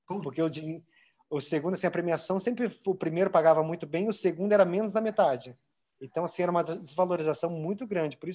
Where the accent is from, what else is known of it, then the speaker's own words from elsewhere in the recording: Avaré, São Paulo, Brazil; Avaré é lá na minha cidade, interior